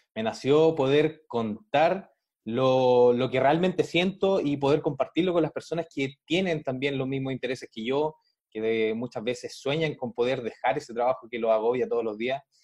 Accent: Chile; yo soy de Chile, de acá, de Sudamérica

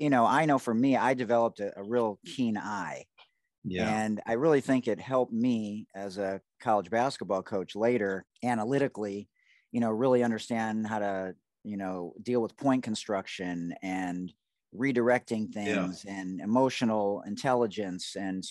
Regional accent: Detroit, Michigan, United States; I'm from Detroit, so I can relate. I'm the last white guy that ever played on my high school team in 1987

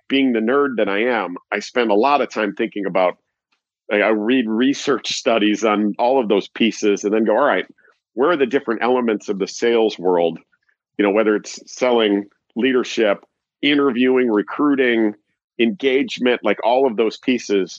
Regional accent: Chicago, Illinois, United States; I'm from Chicago

